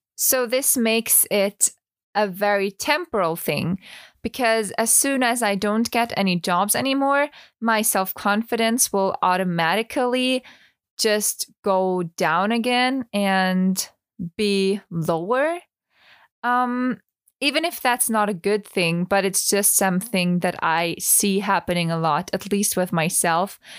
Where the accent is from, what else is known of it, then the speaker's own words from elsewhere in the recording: Vienna, Austria; English is a second language; also born or lived in Tenerife; I studied musical theater for three years in Vienna, so in my hometown